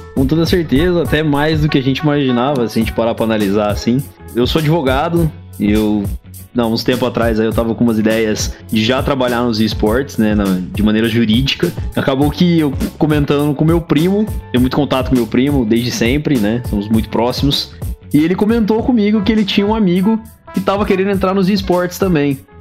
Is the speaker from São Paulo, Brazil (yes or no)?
yes; Campinas, São Paulo, Brazil; Eu sou de Campinas